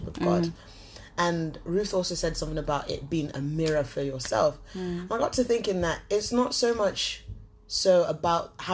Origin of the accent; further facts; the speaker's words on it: Nottingham, East Midlands, United Kingdom; I am originally from Nottingham